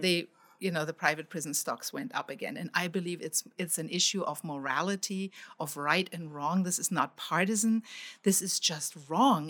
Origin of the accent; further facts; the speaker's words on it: Germany; now in United States; I grew up in Germany